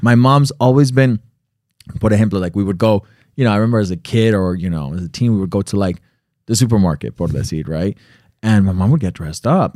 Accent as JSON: {"language": "English", "region": "Connecticut", "country": "United States", "tie": "born or raised there", "said": "I was born in Connecticut"}